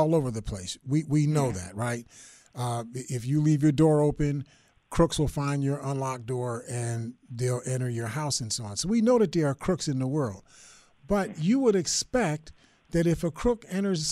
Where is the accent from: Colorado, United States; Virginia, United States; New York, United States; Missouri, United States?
New York, United States; Buffalo; I grew up in the Perry Projects